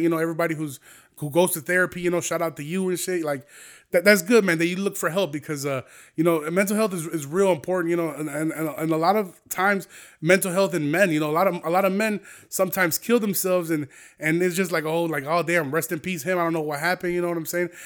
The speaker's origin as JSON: {"language": "English", "town": "Aurora", "region": "Illinois", "country": "United States", "tie": "born or raised there", "said": "here in Aurora because I know it's my hometown"}